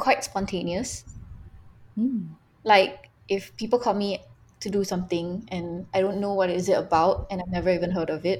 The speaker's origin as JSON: {"language": "English", "country": "Malaysia", "said": "my love for being Malaysian."}